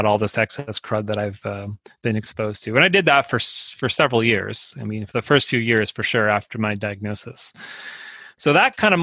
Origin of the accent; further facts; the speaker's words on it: Northeast New Jersey, United States; moved away; I grew up in Northeast New Jersey